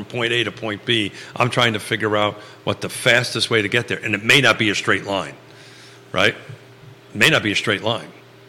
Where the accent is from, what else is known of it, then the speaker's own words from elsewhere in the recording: Northeast, United States; now in Charlottesville, United States; those of us who grew up in the Northeast